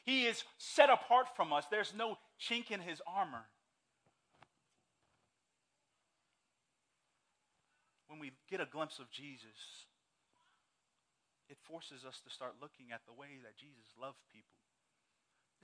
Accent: Saudi Arabia; moved away; growing up in Saudi Arabia

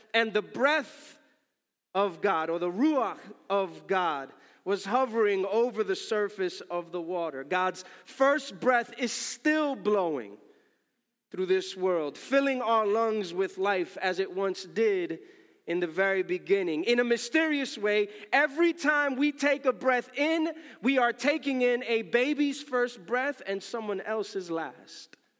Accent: New York City, New York, United States; my native tongue, the N Y C tongue

